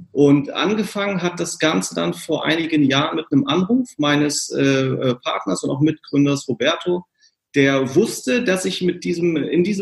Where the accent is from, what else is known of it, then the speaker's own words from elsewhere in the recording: Braunschweig, Lower Saxony, Germany; born there; also born or lived in California; now in Hamburg, Germany; ähm, bin gebürtiger Braunschweiger